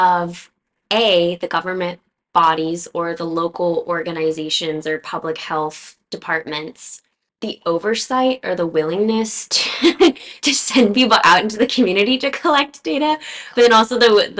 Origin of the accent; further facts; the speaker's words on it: the South, United States; moved away; also born or lived in Tennessee; I come from the South